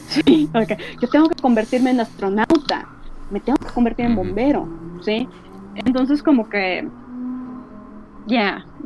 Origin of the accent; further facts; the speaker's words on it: Monterrey, Nuevo León, Mexico; Además, digo, bueno, somos de Monterrey.